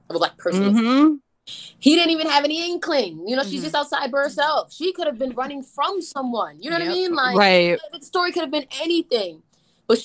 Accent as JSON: {"language": "English", "town": "New York City", "region": "New York", "country": "United States", "tie": "born or raised there", "accent": "New York", "said": "young girl from like Southside Jamaica, Queens. Like, I'm from Queens, like I'm from New York"}